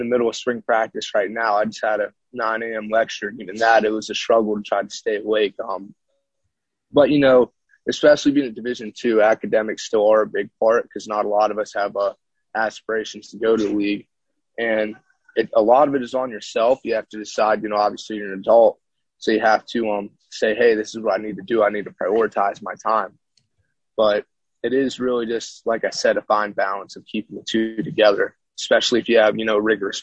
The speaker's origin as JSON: {"language": "English", "town": "Augusta", "region": "Georgia", "country": "United States", "tie": "born or raised there", "moved": "as an adult", "lives_now": "Pennsylvania, United States", "said": "I'm originally from Augusta, Georgia, which borders South Carolina"}